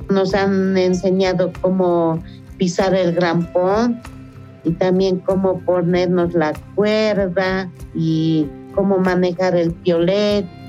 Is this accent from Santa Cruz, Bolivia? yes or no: no; La Paz, Bolivia; Aquí en mi país